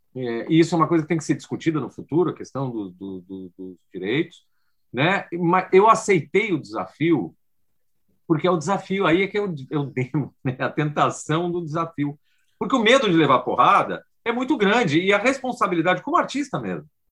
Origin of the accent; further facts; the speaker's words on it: Rio Grande do Sul, Brazil; moved away; also born or lived in São Paulo; é gaúcho como eu, já ouvi todas as piadas que eu tive que ouvir, morei 20 anos em São Paulo, sou brasileiro